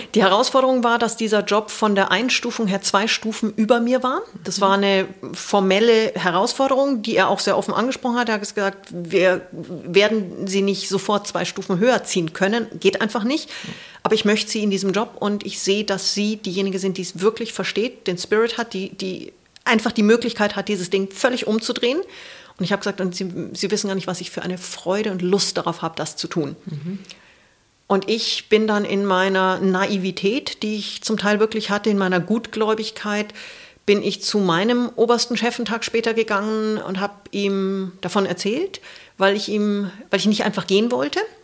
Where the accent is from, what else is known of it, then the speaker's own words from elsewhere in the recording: Munich, Bavaria, Germany; moved away as an adult; also born or lived in New Zealand / Asia; als Münchner Kindle